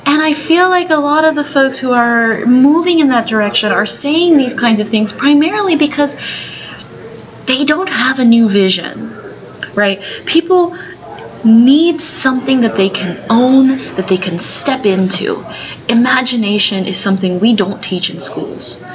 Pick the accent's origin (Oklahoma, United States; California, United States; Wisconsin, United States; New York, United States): California, United States; San Francisco; I was born here in the United States. I was born here in San Francisco